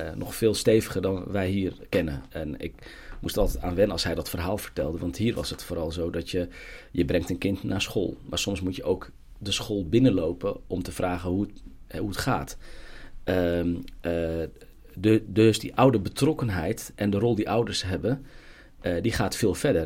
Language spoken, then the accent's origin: Dutch; Gouda, South Holland, Netherlands; ik ben geboren en getogen in Gouda.